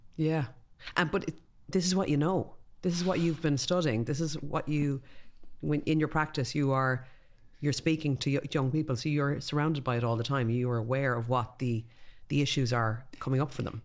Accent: Ireland; we're Irish

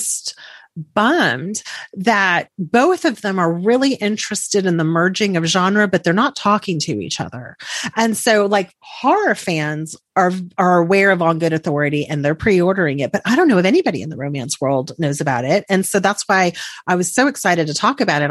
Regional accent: Texas, United States; I'm from Texas

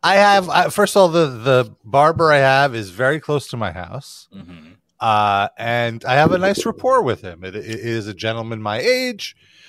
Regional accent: New York City, New York, United States; They know of my origins and that I grew up on the Brighton Beach.

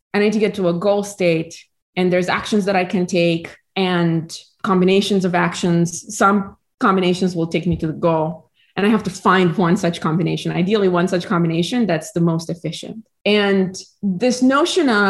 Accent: Romania; moved away as an adult; now in United States; I was born in Romania and I lived there throughout high school.

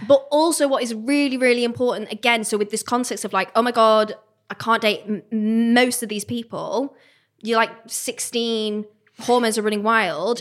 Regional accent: Manchester, North West England, United Kingdom; I'm from Manchester, I was at uni at the time

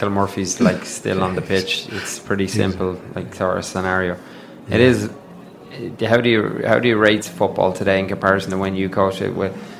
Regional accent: Dublin, Leinster, Ireland; Like, Dublin, and I'm from Dublin

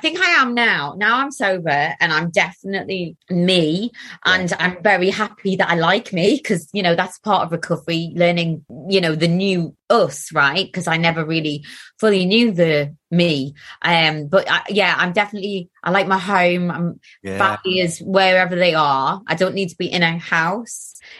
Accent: Gateshead, North East England, United Kingdom; accent: Geordie; moved away; I'm from Gateshead. Now I'll start a little bit more. Like, I'll sound more Geordie now that I'm talking about it. But I did move away from Gateshead when I was

